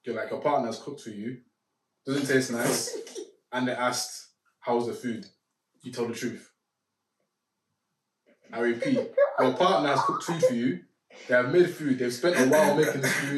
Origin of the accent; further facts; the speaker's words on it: Nigeria; I'm even Nigerian